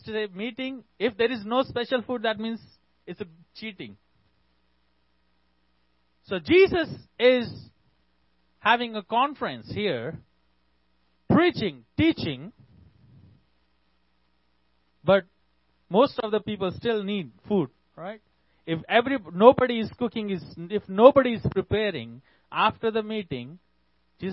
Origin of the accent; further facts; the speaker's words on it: India; I'm from India.